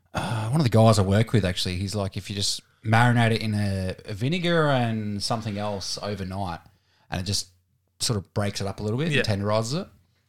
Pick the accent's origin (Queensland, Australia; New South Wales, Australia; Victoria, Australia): Victoria, Australia; Warratonville; born there; But I was born in Warratonville, Victoria. All my family now is in Horsham in Victoria. So that's always going to be home.